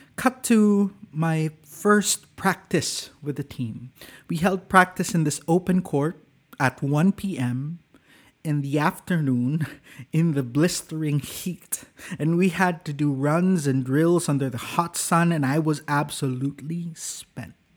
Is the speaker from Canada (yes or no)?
no; Cagayan de Oro, Northern Mindanao, Philippines; when I returned to my hometown of Cagayan de Oro